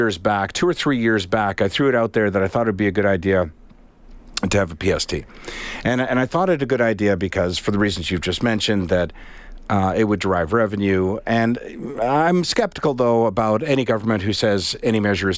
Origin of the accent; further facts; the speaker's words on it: Canada; As a Canadian